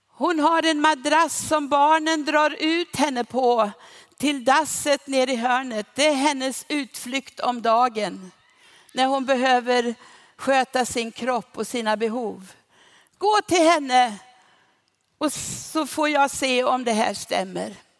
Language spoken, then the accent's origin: Swedish; Sweden; vi i Sverige